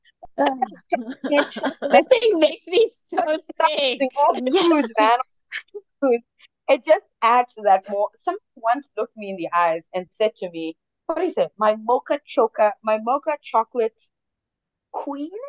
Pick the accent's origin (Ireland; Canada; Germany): Germany; also born or lived in Ghana; I'm from Germany and I've lived in Ghana